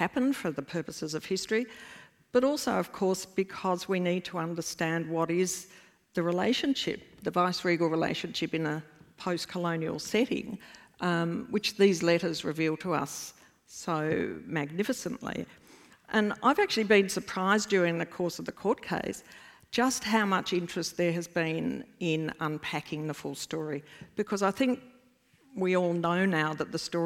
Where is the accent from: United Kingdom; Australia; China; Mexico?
Australia; as an Australian